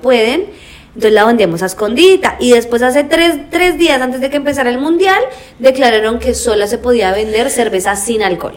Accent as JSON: {"language": "Spanish", "country": "Colombia", "said": "yo soy colombiana"}